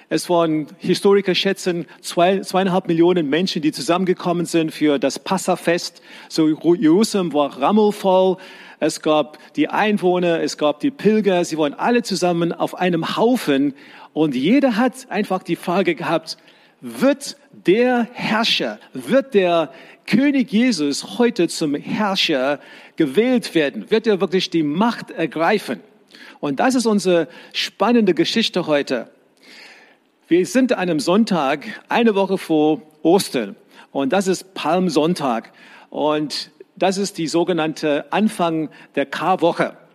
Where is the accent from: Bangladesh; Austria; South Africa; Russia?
South Africa; Ich bin in die Schule gegangen in Südafrika, wo ich herkomme.